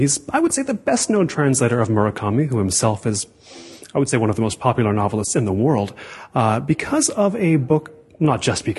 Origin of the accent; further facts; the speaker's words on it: Seattle, Washington, United States; now in Los Angeles, United States; I grew up actually around Seattle and now live here in Los Angeles